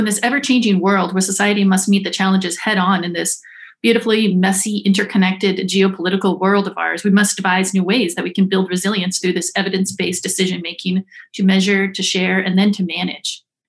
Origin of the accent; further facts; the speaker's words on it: Alaska, United States; I am from the Yanitinida tribe of the Otna Athabascan people. So I was born and raised in the Arctic